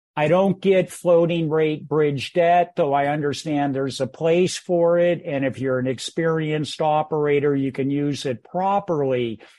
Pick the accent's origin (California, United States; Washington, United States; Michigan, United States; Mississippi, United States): California, United States; Bay Area; moved away as an adult; also born or lived in San Francisco, California / Menlo Park, California; now in Greenville, South Carolina, United States; my life partner and I are Bay Area born and bred